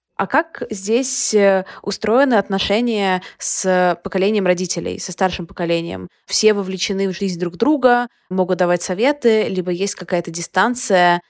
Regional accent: Odesa, Odesa Oblast, Ukraine; когда я росла, этого было очень много как будто вот воспитываем всей Одессой

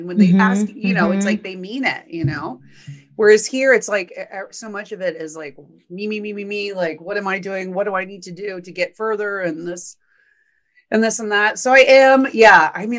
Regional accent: Texas, United States; And you know, Texas is my home state also. So I miss the people in Texas

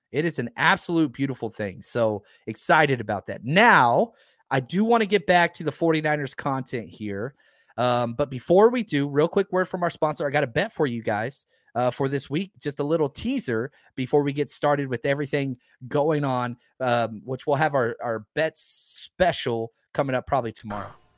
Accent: Texas, United States; I'm from Texas

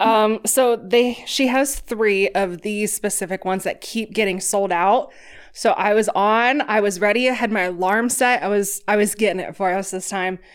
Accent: Ohio, United States; moved away as an adult; now in New York City, United States; I'm from Ohio

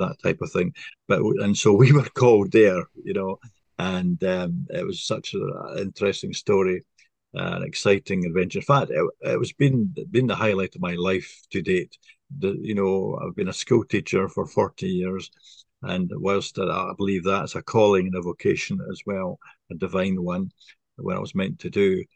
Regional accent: Scotland, United Kingdom; moved away as an adult; also born or lived in east coast of England; now in England; I'm from originally from Scotland, not Ireland.

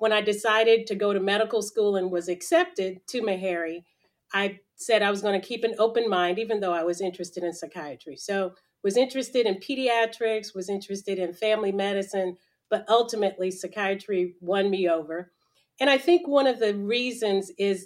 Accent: Nashville, Tennessee, United States; also born or lived in Los Angeles, California; I was born in Los Angeles, California, but grew up in Nashville, Tennessee, from early grade school on

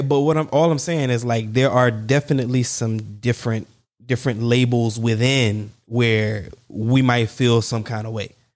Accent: the South, United States; I'm from the South

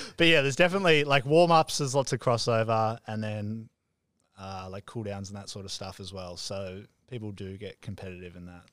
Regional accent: Melbourne, Victoria, Australia; moved away as an adult; now in Gold Coast, Australia; I grew up in Melbourne my whole life.

